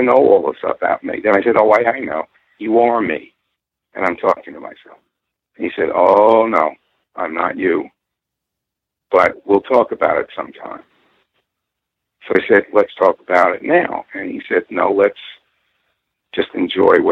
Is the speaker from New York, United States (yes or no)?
yes; Purchase, New York, United States; where I grew up in Purchase, New York.